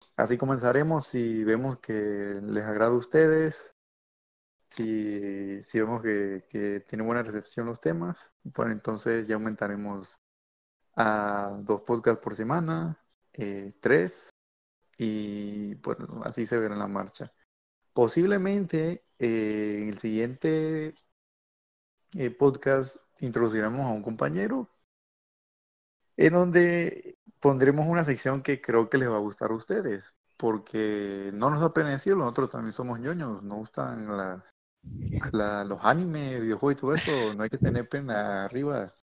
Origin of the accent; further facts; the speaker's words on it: Mexico; soy de México, eh, actualmente estoy en el, estado de Monterrey